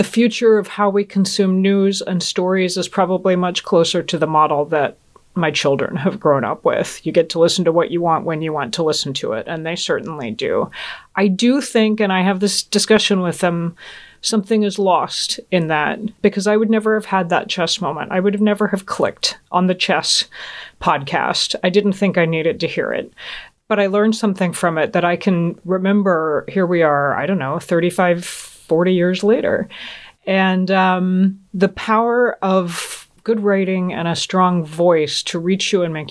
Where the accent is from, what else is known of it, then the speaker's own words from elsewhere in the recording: Georgia, United States; also born or lived in Augsburg, Germany; the 70s and 80s growing up in Georgia